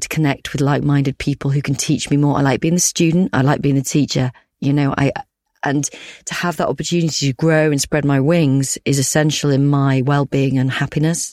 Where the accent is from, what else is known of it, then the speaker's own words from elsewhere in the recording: Yorkshire and the Humber, United Kingdom; I'm a Yorkshire woman